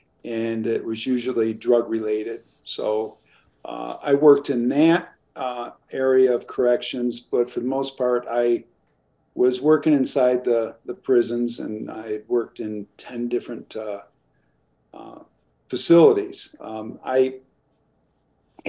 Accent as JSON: {"language": "English", "region": "New York", "country": "United States", "said": "I come from New York. I was born into a large family of seven kids"}